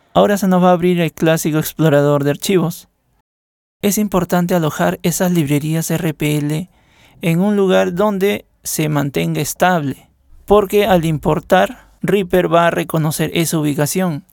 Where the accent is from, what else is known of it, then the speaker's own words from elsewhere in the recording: Peru; soy de Perú y formo parte de la moderación